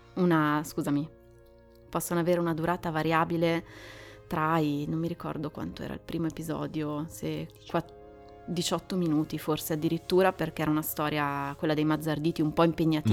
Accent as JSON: {"language": "Italian", "town": "Milan", "region": "Lombardy", "country": "Italy", "moved": "as an adult", "lives_now": "Varese, Italy", "said": "io vivo a Varese ormai da 13 anni, sono di Milano"}